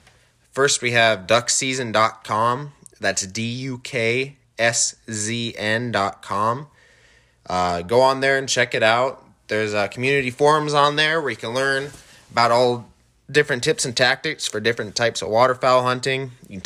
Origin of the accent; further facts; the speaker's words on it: Scobey, Montana, United States; also born or lived in South Dakota; I'm originally from South Dakota. We moved up to the Scobey, Montana area when I was between third and fourth grade. Went there all the way through graduation.